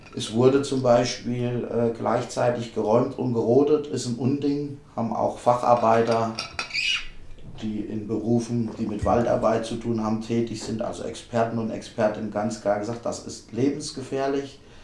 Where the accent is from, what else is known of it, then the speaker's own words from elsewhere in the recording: Homberg, Hesse, Germany; Ich bin aus Homberg